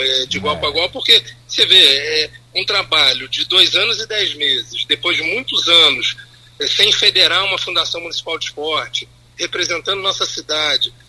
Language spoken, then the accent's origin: Portuguese; Campos dos Goytacazes, Rio de Janeiro, Brazil; nós somos brasileiros, nós somos campistas